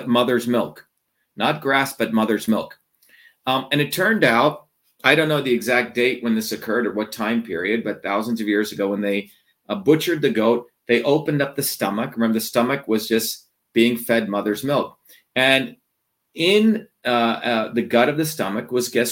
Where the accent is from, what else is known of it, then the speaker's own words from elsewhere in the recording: India; moved away; growing up in India